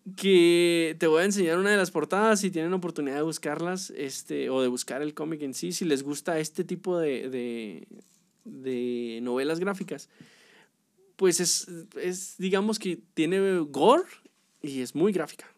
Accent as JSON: {"language": "Spanish", "country": "Mexico", "said": "a nosotros, como mexicanos"}